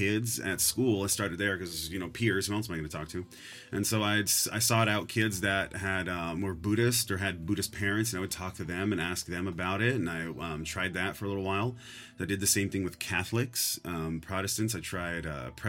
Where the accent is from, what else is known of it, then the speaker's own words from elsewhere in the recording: San Leandro, California, United States; also born or lived in New Orleans, Louisiana; I was raised in the San Francisco Bay Area, in particular a small city called San Leandro.